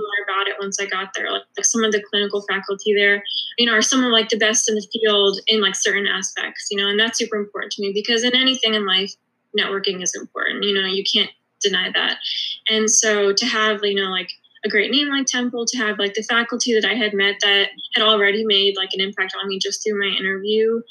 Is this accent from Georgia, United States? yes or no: yes; Atlanta, Georgia, United States; moved away as an adult; also born or lived in Philadelphia; I'm originally from Atlanta